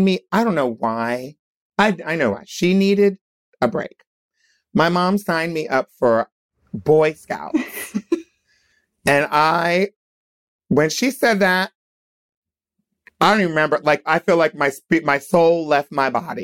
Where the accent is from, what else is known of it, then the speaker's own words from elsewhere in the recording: Wilmington, Delaware, United States; also born or lived in Hershey, Pennsylvania; I was born in Pennsylvania, in Hershey, Pennsylvania, but I grew up in Wilmington, Delaware.